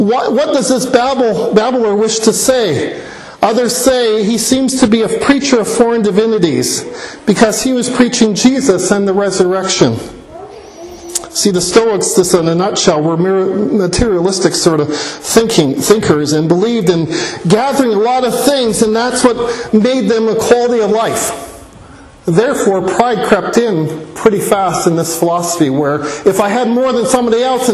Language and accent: English; Hamilton, Ontario, Canada; moved away as an adult; I grew up in Hamilton, Ontario